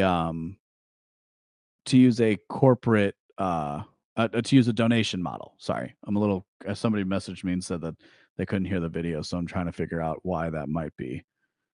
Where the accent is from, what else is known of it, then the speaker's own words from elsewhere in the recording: United States; I was raised as an American